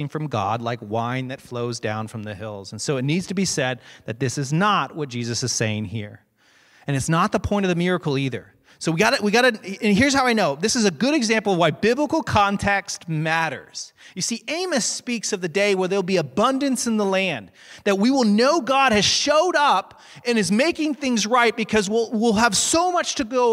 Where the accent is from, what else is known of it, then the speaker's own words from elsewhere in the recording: Hicksville, United States; I'm from Hicksville